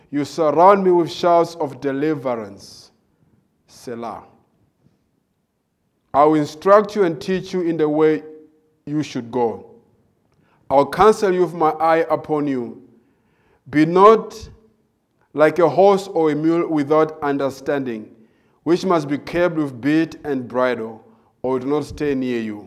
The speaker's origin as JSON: {"language": "English", "country": "Malawi", "tie": "born or raised there", "also_born_or_lived": "South Africa", "moved": "as an adult", "said": "I was born in Malawi"}